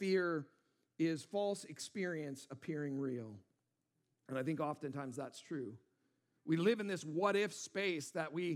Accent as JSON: {"language": "English", "town": "Auburn", "region": "Washington", "country": "United States", "tie": "born or raised there", "said": "I grew up in Auburn, Washington"}